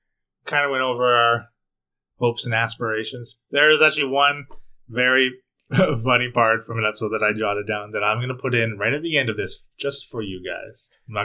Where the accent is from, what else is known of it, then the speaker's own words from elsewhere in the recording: Canada; we're Canadian?